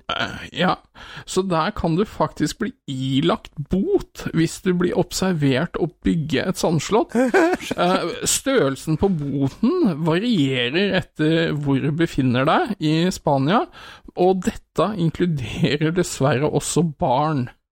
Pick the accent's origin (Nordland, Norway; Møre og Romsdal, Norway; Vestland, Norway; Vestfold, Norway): Vestfold, Norway; Sandefjord; born or raised there